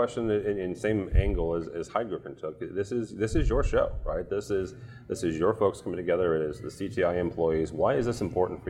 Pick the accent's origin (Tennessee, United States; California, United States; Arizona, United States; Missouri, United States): Missouri, United States; St. Louis; It's in our home, it's in St. Louis, my hometown.